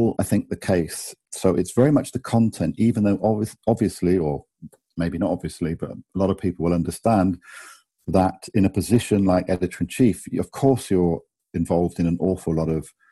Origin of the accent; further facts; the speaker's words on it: Bath, South West England, United Kingdom; moved away as an adult; also born or lived in Cambridge / London; now in Germany; I grew up in England, in Bath, in the southwest.